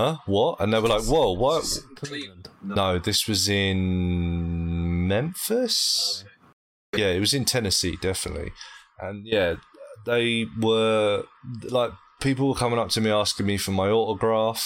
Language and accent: English; United Kingdom; accent: British; I'm from Britain